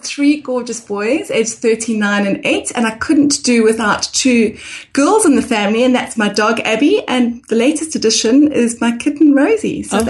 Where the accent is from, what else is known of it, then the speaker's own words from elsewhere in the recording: Harare, Zimbabwe; moved away as an adult; also born or lived in South Africa / England; now in Brisbane, Australia; On the personal front, John, I'm originally from Harare, Zimbabwe. So I went to school there and then I went to university in South Africa.